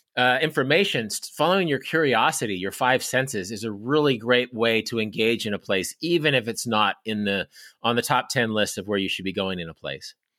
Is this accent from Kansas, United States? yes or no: yes; Kansas, United States; my home state of Kansas